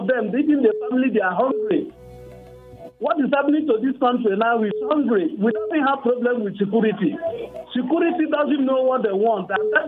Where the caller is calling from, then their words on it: Apata, Oyo, Nigeria; from Apata.